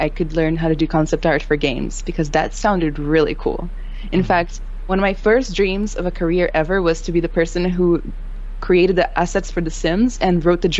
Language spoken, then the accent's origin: English; Rio de Janeiro, Brazil; English is a second language; moved away as an adult; now in United States; So I'm from Brazil, Rio specifically. Mm-hmm. I've lived in four countries, lived here for like 10 years now in the United States. I came here to do college.